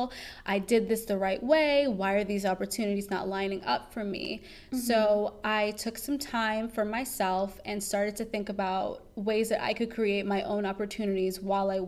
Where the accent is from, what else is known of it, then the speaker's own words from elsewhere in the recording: New York City, New York, United States; moved away as an adult; also born or lived in North Carolina; now in Washington, D.C., United States; my teen and early adult years in New York City